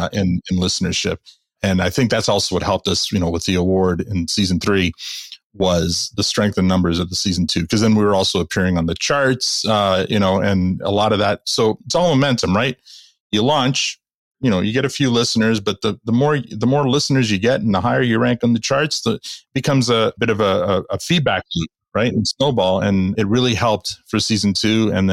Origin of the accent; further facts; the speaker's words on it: Canada; We're Canadian and we're a business podcast